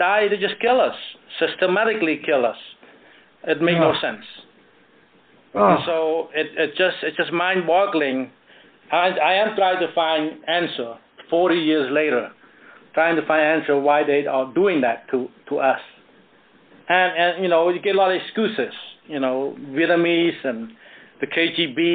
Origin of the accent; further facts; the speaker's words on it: Cambodia; first language Khmer; English is a second language; now in United States; in my native tongue, Khmer